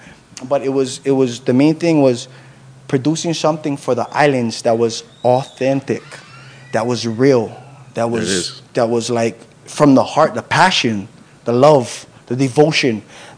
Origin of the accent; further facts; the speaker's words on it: Waianae, Hawaii, United States; because I'm from Waianae, and I wanted to let everybody know, like, look, this is what my Waianae was about growing up.